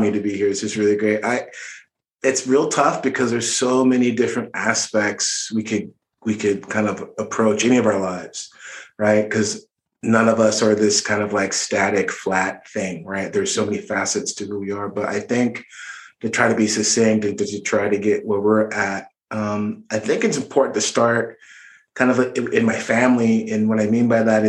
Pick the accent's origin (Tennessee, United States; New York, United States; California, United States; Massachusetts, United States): California, United States; Orange County, Southern; I grew up in Orange County, which is a suburb in Southern California